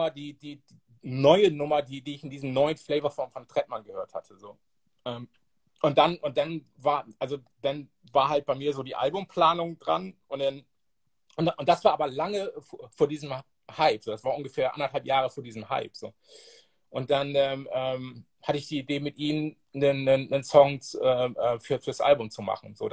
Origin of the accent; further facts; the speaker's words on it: Bremerhaven, Bremen, Germany; der ein Soundsystem war mit einem Typen aus, aus meiner alten Heimatstadt Bremerhaven, Soul Force hießen die.